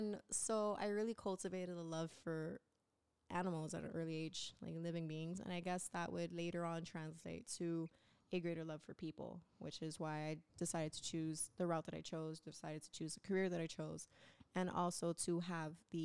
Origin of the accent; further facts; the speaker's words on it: Miami, Florida, United States; born and raised in Miami.